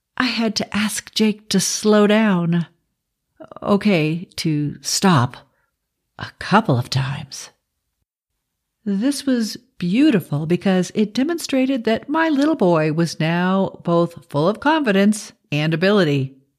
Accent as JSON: {"language": "English", "town": "Boston", "region": "Massachusetts", "country": "United States", "said": "I'm from Boston"}